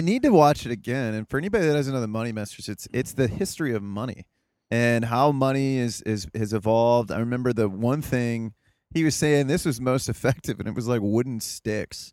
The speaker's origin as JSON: {"language": "English", "region": "Ohio", "country": "United States", "said": "I'm from Ohio, too"}